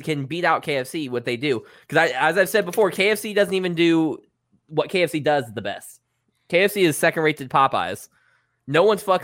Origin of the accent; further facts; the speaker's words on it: Ohio, United States; we're both from Ohio